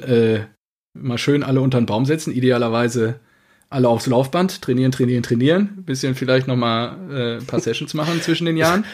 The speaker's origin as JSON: {"language": "German", "area": "Cappenberg", "region": "North Rhine-Westphalia", "country": "Germany", "tie": "born or raised there", "said": "Kappenberger Tröpfchen äh, aus meinem Heimatort"}